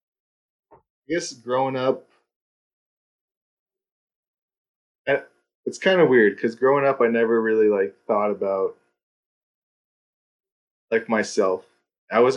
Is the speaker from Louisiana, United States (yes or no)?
no; Thousand Oaks, California, United States; also born or lived in Minneapolis, Minnesota / Westlake Village, California / Santa Barbara, California; I grew up in Thousand Oaks.